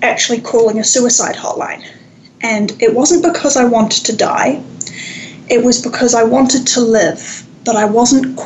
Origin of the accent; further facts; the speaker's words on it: Wellington, New Zealand; moved away as an adult; also born or lived in Victoria, Canada; now in Canada; I grew up in Aotearoa, New Zealand, in the capital city of Wellington, and I moved to Canada in my early 20s